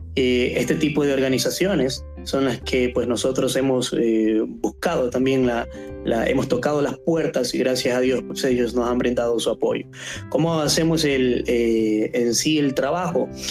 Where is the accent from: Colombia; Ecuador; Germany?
Ecuador; aquí en Ecuador, en mi país